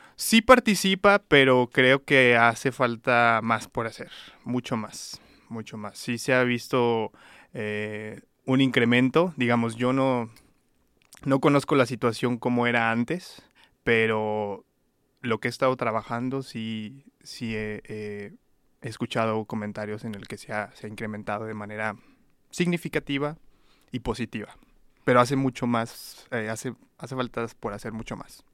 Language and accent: Spanish; León, Guanajuato, Mexico; moved away as an adult; also born or lived in Mexico City; now in Reno, United States; León, Guanajuato, de donde soy eh, originario. Bueno, soy criado, pero nacido en la Ciudad de México